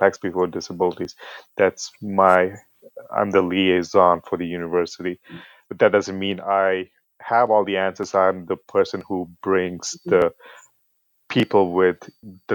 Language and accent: English; United Arab Emirates; moved away as an adult; also born or lived in India; now in United States; I'm originally from India. I was born in India. I grew up in the United Arab Emirates and then came to the U.S. as an international student and then stuck around.